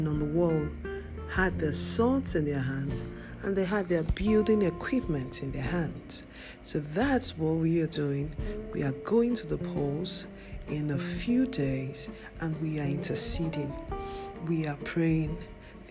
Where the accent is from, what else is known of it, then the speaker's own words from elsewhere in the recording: Nigeria; our nation, Nigeria? That's my home country.